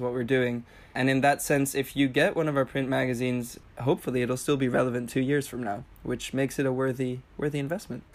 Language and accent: English; Tenerife, Canary Islands, Spain; moved away as an adult; also born or lived in Amsterdam; I grew up in Spain, in the Canary Islands in Tenerife